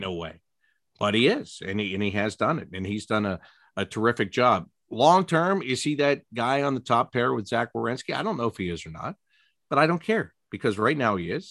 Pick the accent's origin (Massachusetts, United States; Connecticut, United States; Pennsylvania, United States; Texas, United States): Pennsylvania, United States; Pittsburgh; moved away as an adult; also born or lived in Syracuse; now in Columbus, United States; I was born in Pittsburgh. I grew up outside of Pittsburgh